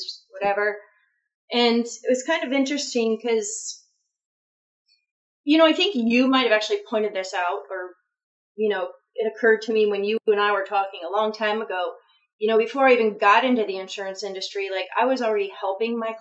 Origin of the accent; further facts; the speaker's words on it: North Ridgeville, Ohio, United States; now in Florida, United States; I'm originally from Ohio